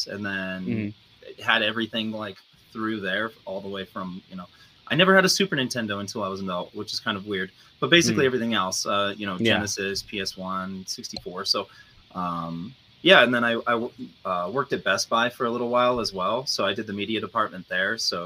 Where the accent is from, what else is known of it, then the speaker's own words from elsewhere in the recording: Denver, Colorado, United States; Born and raised in Denver. Grew up in like Westwood, Belvoir neighborhood